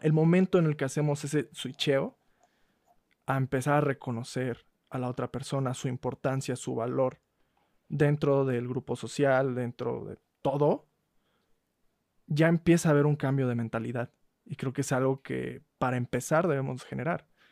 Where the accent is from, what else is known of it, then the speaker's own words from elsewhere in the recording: Mexico; como mexicanos hablamos de la patada